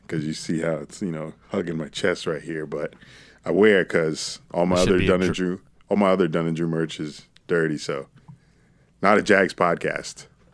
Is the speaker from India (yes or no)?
yes; India; I'm an Indian woman.